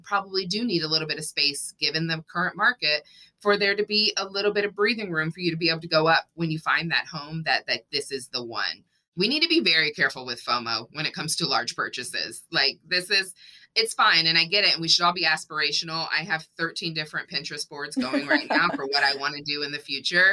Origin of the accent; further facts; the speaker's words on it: Texas, United States; moved away; also born or lived in Washington, D.C.; I grew up in Texas